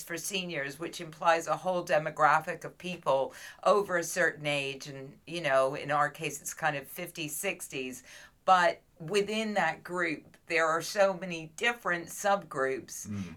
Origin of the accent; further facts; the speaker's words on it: London, United Kingdom; I came from London